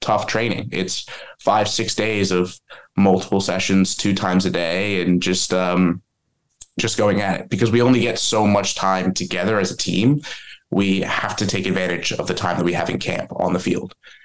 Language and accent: English; New Jersey, United States; I'm originally from New Jersey